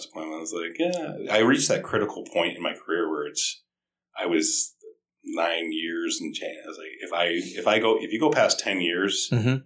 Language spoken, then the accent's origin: English; South Glens Falls, New York, United States; I'm from South Glens Falls